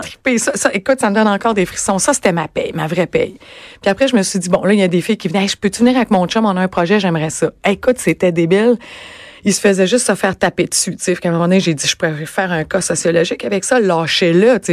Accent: Rimouski, Quebec, Canada; moved away as an adult; now in Montreal, Canada; Je suis originaire de Rimouski

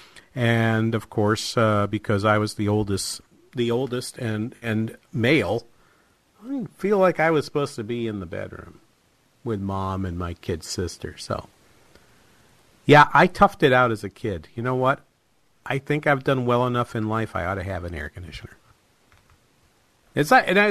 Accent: New Hampshire, United States; now in Minnesota, United States; we grew up in New Hampshire.

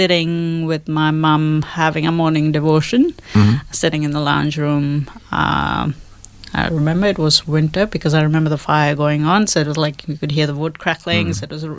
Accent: India; now in Australia; I was born in India

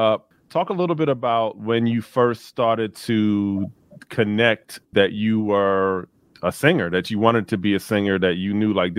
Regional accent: Philadelphia, Pennsylvania, United States; I grew up on the East Coast. So like, you know, we're very concentrated on the East Coast. I grew up in Philadelphia.

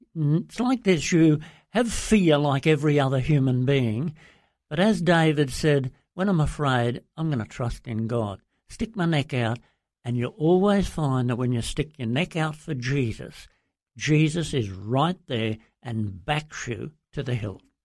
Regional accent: Brisbane, Queensland, Australia; moved away as an adult; also born or lived in Papua New Guinea; I grew up in Brisbane and in Queensland

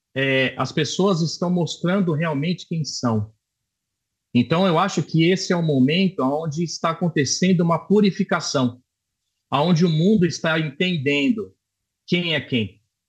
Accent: Brazil; now in Israel; sou brasileiro

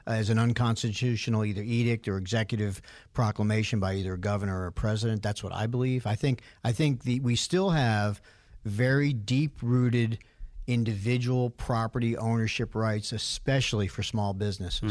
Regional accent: New York City, New York, United States; I grew up in New York City area, as Bruce did, in the sixties and seventies

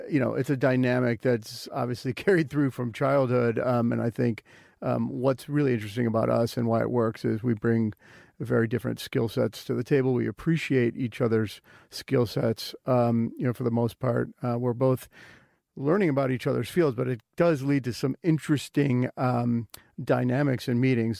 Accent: Wilmette, Illinois, United States; moved away; where I grew up in Wilmette, Illinois, is quite similar to Mercer Island

